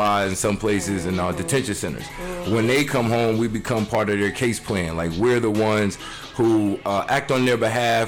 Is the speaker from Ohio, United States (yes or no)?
no; Poughkeepsie, New York, United States; accent: New York; I'm from New York